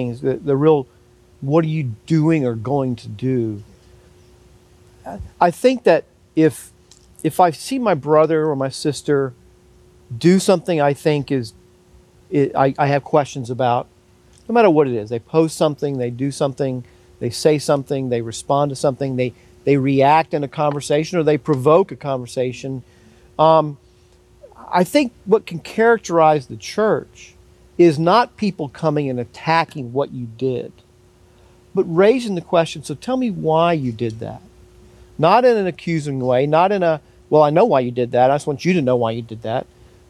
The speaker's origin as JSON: {"language": "English", "country": "United States", "said": "as another American"}